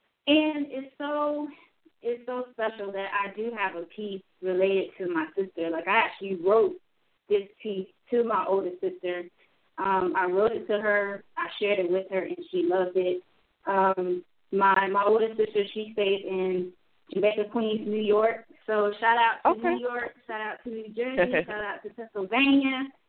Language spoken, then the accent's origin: English; Germany; born there; I was born in Germany, you know, being a military brat.